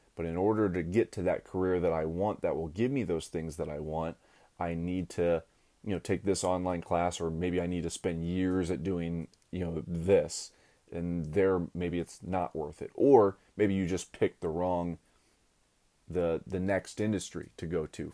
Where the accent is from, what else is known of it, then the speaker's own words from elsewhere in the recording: Akron, Ohio, United States; I went back down to my hometown, Akron, Ohio